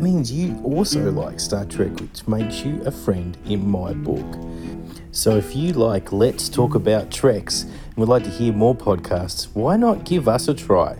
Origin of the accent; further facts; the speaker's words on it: Australia; I'm from Australia.